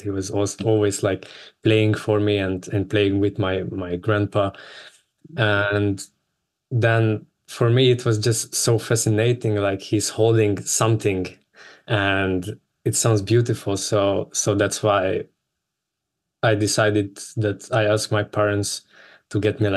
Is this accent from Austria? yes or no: yes; Vienna, Austria; also born or lived in United States; I'm coming from Vienna